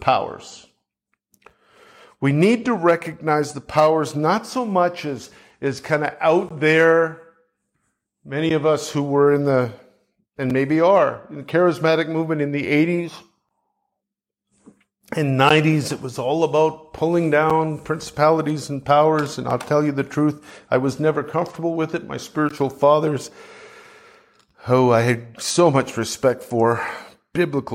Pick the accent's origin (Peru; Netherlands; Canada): Canada; I'm from Canada